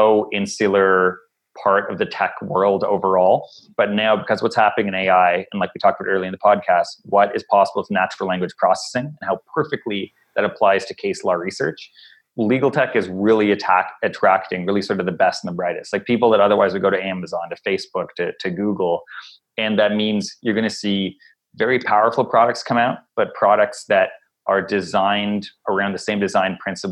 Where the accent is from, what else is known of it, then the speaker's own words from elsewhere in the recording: Ottawa, Ontario, Canada; I grew up in Ottawa, nation's capital